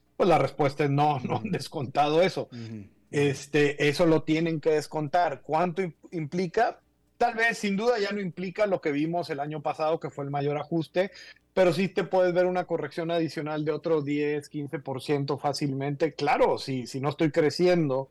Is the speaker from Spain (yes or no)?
no; Mexico; Tú y yo somos de México